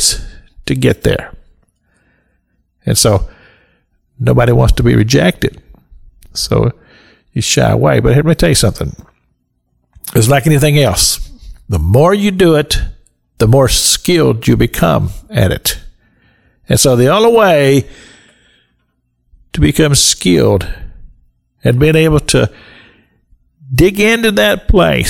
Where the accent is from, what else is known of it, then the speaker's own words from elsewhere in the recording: Kentucky, United States; we grew up in the Christian church in Kentucky